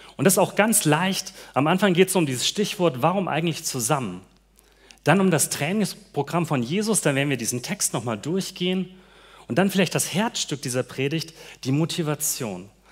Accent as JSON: {"language": "German", "region": "Hesse", "country": "Germany", "moved": "yes", "said": "ich komme aus Hessen und bei mir in dem Gebiet feiert man Fasching nicht so"}